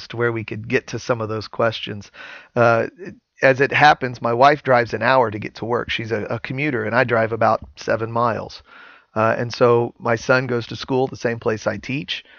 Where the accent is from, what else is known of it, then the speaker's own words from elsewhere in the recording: Santa Claus, Indiana, United States; I live in deer hunting territory in southern Indiana. I'm from Santa Claus, Indiana